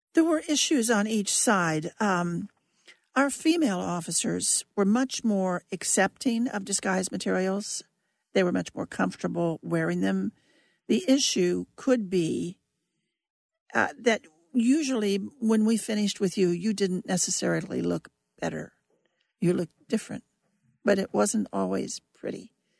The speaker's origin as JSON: {"language": "English", "region": "Kansas", "country": "United States", "also_born_or_lived": "Germany / Washington, D.C.", "moved": "as an adult", "said": "I was from Kansas"}